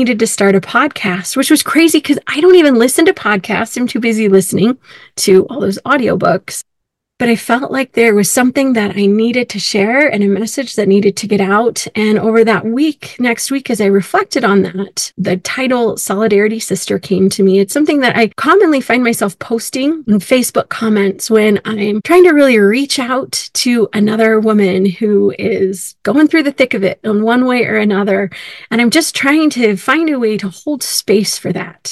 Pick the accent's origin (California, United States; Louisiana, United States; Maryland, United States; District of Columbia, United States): California, United States; also born or lived in Illinois; now in Utah, United States; I grew up in California